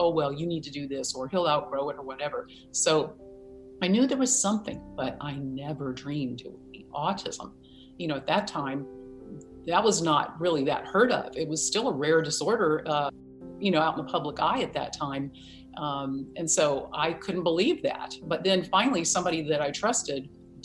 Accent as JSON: {"language": "English", "region": "Virginia", "country": "United States", "moved": "yes", "said": "I'm from Virginia originally, and I have spent time on a farm."}